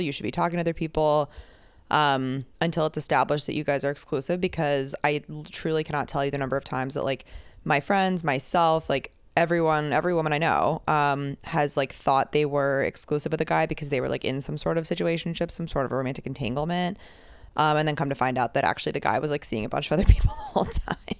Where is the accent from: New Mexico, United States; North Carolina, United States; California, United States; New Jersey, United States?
New Jersey, United States; moved away as an adult; also born or lived in Boston / Texas; now in New York City, United States; I grew up near New Jersey, like, in New Jersey near the city